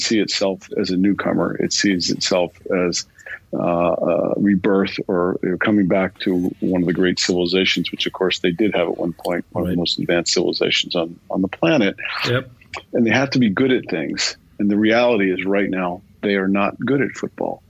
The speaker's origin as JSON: {"language": "English", "country": "United States", "also_born_or_lived": "Milan, Italy", "moved": "as an adult", "lives_now": "London, United Kingdom"}